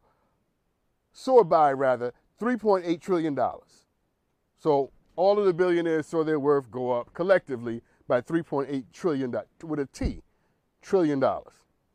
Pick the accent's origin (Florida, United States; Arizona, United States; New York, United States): New York, United States; New York City; I'm from Harlem